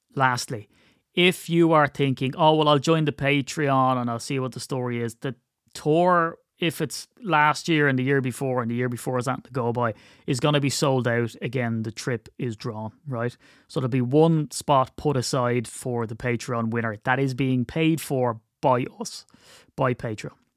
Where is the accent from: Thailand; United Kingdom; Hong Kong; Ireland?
Ireland; I'm Irish